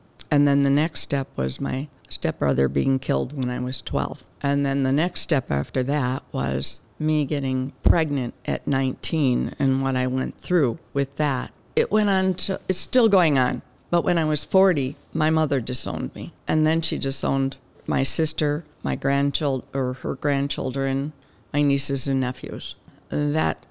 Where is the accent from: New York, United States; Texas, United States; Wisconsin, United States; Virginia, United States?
Wisconsin, United States; Wauwatosa; also born or lived in Brookfield, Wisconsin; I grew up in Wauwatosa until 5th grade. My mother and my stepfather moved to Brookfield, and I went from, I guess it was 6th grade, until I barely graduated from high school in Brookfield